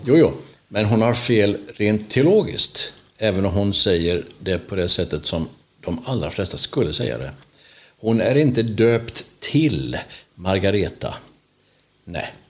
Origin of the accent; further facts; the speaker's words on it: Vetlanda, Jönköping County, Sweden; jag är född i Vetlanda